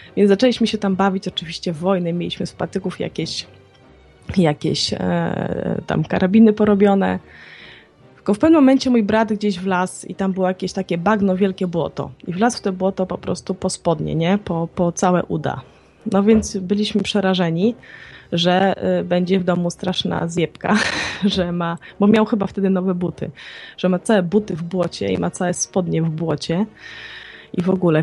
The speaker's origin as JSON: {"language": "Polish", "town": "Białystok", "region": "Podlaskie Voivodeship", "country": "Poland", "tie": "born or raised there", "said": "moje okolice, bo ja jestem, e, tak z urodzenia Białostoczanką."}